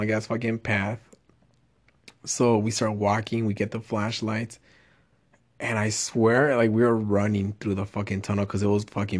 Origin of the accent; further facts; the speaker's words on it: Texas, United States; I'm from Texas.